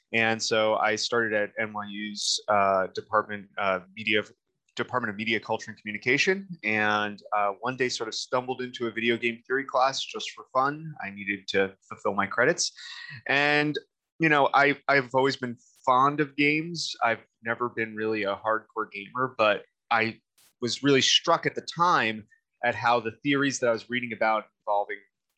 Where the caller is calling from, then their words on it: Eugene, Oregon, United States; I am calling from my office in Eugene, Oregon, at the University of Oregon